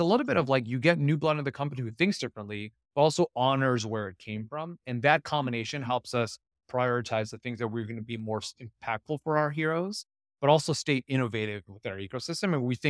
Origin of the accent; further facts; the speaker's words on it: California, United States; again, I'm from Silicon Valley. I don't want to dump on it too much because I actually love it up there.